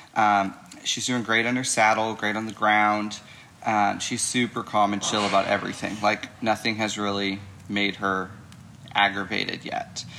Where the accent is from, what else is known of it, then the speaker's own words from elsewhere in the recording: St. Louis area, Illinois side, United States; I'm from the St. Louis, Missouri area on the Illinois side of the river.